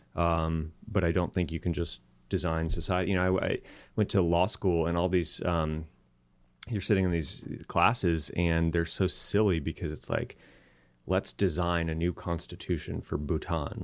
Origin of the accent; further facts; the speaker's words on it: Tucson, Arizona, United States; moved away; also born or lived in Silicon Valley; I grew up in Tucson, Arizona, and, uh, met my wife in middle school there